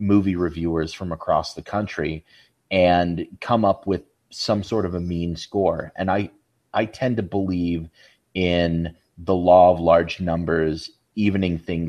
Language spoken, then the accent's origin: English; Salt Lake City, Utah, United States; growing up in the Salt Lake area